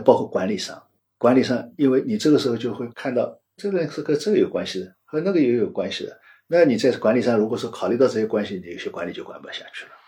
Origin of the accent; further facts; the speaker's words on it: Shanghai, China; 我作为上海人，因为上海人实际上是各地杂处的， 虽然大家讲上海话，但是原来的家乡不一样